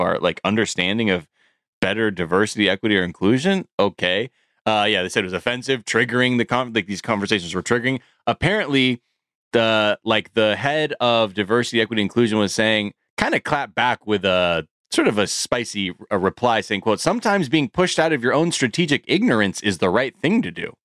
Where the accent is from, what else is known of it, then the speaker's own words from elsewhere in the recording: California, United States; as a Californian